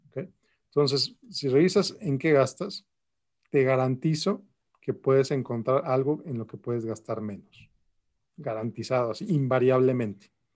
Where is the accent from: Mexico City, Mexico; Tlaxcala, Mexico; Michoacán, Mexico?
Mexico City, Mexico; moved away as an adult; also born or lived in Querétaro, Mexico; now in El Paso, United States; Yo nací en la Ciudad de México. Eh, ahí nací, luego viví en Querétaro, también en México y vivo en El Paso, Texas desde hace aproximadamente 13 años